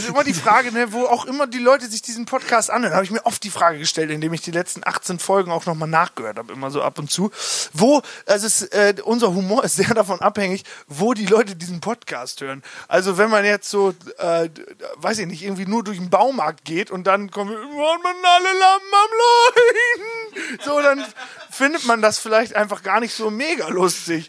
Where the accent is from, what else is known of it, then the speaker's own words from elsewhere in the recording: Hagen am Teutoburger Wald, Lower Saxony, Germany; Niklas, Janis und ich, wir kommen aus Hagen